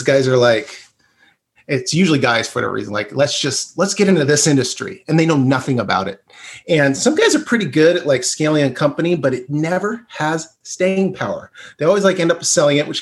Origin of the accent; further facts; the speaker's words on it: Bend, Oregon, United States; I grew up in Bend.